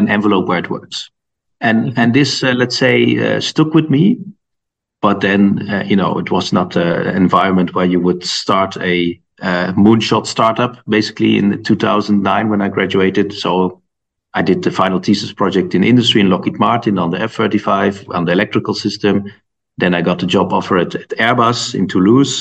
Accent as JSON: {"language": "English", "country": "Netherlands", "also_born_or_lived": "Delft, Netherlands", "moved": "as an adult", "lives_now": "Munich, Germany", "said": "I'm from the Netherlands originally"}